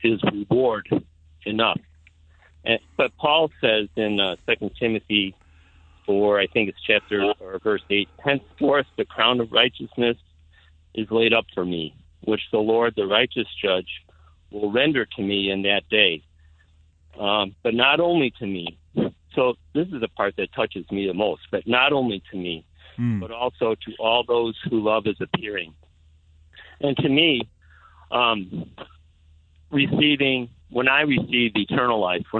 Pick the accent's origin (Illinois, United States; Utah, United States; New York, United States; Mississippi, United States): Illinois, United States; Palatine; now in Zion, United States; I was born in Palatine, and I moved to Zion. So I was a Palatinian, not a Zionist